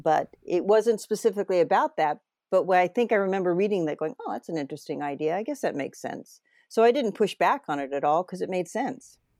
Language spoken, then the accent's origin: English; New England, United States; moved away; I'm from New England originally